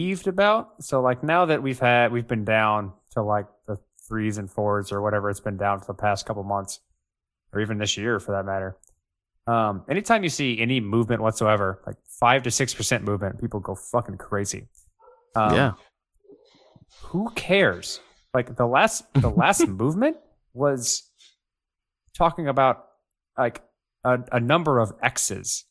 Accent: United States; I'm super American. I am like the definition of an American

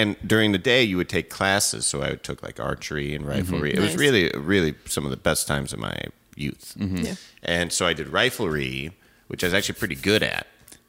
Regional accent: Evanston, Illinois, United States; I'm from Evanston

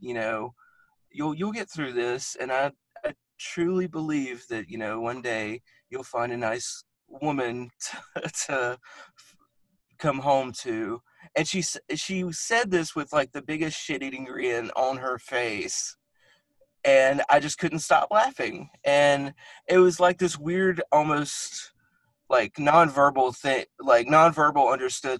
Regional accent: the South, United States; growing up in the Christian South

